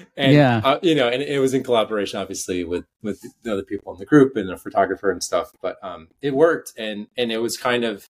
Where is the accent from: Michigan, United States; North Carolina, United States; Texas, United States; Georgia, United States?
Georgia, United States; outside of Atlanta; I grew up outside of Atlanta